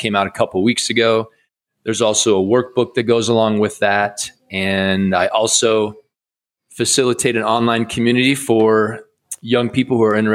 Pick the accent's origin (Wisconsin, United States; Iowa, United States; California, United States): Iowa, United States; I grew up in Iowa